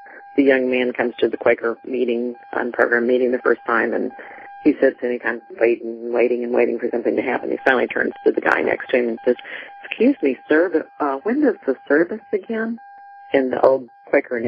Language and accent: English; Texas, United States; I was from Texas, too